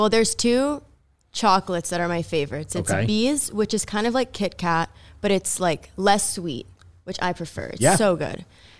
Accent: Brazil; now in United States; I'm from Brazil.

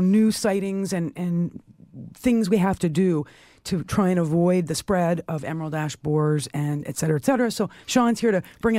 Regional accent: Toronto, Ontario, Canada; where I was raised in North Toronto, which is now part of Toronto, we were on a ravine, part of the Don Valley Ravine

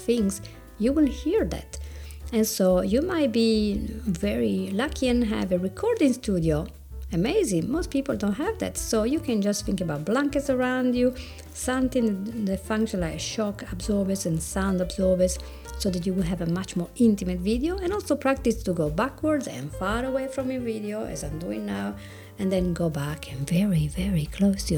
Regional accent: Italy; accent: Italian; English is a second language; my Italian accent

